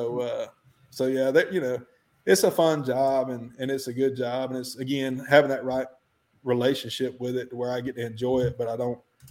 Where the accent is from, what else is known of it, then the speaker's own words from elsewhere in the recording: Alabama, United States; I'm from the South